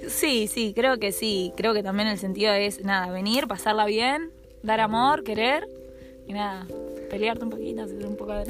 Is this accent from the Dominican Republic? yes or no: no; San Nicolás de los Arroyos, Buenos Aires Province, Argentina; now in Rosario, Argentina; nací en San Nicolás de los Arroyos